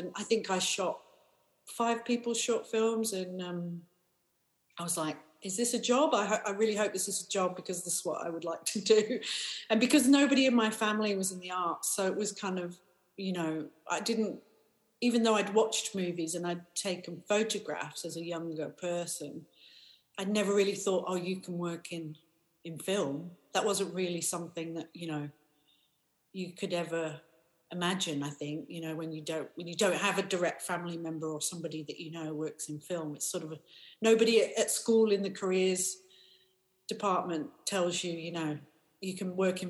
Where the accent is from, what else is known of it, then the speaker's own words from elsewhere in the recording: South Africa; born there; also born or lived in Paris / Australia / America; I grew up all over the world, so my dad was a mining engineer, so we moved around a lot. I was born in South Africa, we lived in Paris and Australia and America.